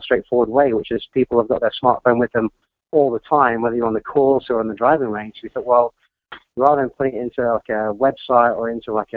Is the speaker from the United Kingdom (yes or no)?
yes; Troon, Scotland, United Kingdom; moved away as an adult; also born or lived in London; I was born in Scotland, and I grew up just down the road from Royal Troon